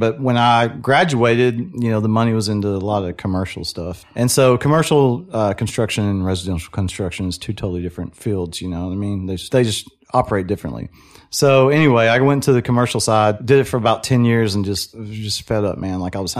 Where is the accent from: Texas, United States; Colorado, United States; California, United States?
Texas, United States; Waco; I'm from Waco, born and raised, went to Midway High School